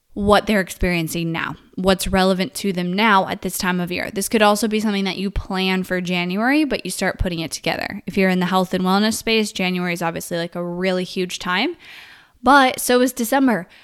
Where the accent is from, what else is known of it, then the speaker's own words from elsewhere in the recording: Northern California, United States; moved away as an adult; now in Texas, United States; I grew up in Northern California my whole life